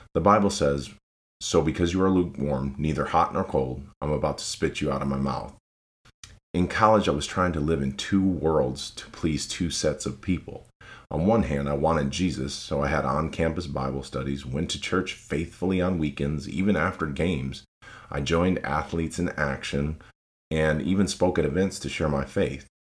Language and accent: English; Lansing, Michigan, United States; moved away as an adult; now in Tennessee, United States; I was born and raised in Lansing, Michigan.